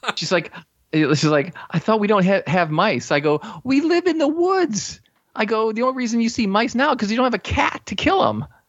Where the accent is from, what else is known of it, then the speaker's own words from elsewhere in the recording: Chicago, Illinois, United States; I was born and raised in the Chicago area